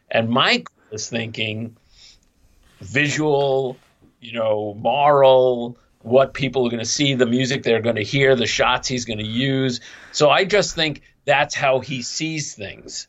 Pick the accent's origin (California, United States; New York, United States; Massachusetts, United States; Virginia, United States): New York, United States; New York City; I'm some schmuck from Coney Island in Brooklyn